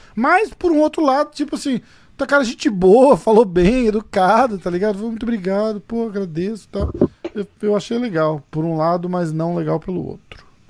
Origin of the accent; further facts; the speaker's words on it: Brazil; a gente, como brasileiro